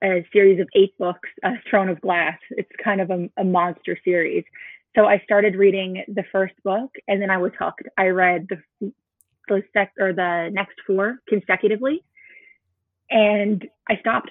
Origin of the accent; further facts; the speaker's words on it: Newfoundland and Labrador, Canada; moved away as an adult; now in Edmonton, Canada; I'm originally from Newfoundland. I moved to Alberta about a year ago